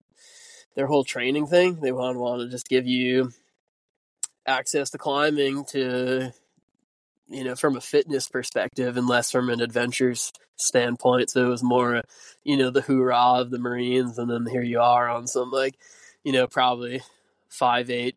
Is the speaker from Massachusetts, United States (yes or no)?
yes; Burlington, Massachusetts, United States; moved away as an adult; also born or lived in New Hampshire; I grew up in New England, in just north of Boston, in Burlington, Massachusetts, so kind of suburbs there, and I spent, you know, from birth to around 18 living in the suburbs there